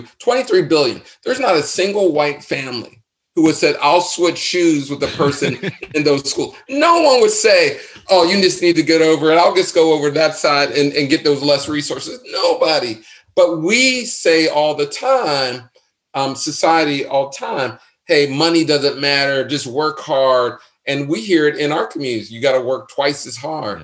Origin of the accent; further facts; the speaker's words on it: Pittsburgh, Pennsylvania, United States; I'm from Pittsburgh.